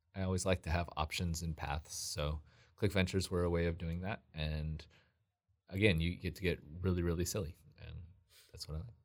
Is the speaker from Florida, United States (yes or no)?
no; Southern California, United States; also born or lived in Washington; I grew up in mostly in Southern California. I was actually born in Washington, but at, when I was a toddler, we moved down to Southern California.